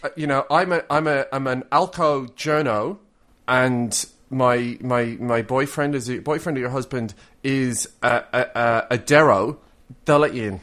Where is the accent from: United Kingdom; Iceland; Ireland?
Ireland; now in Australia; I'm Irish